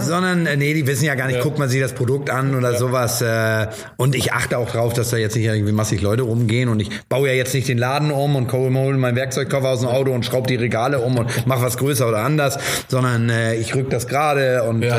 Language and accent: German; Hamburg, Germany; also born or lived in Stapelfeld, Schleswig-Holstein; ich bin als Hamburger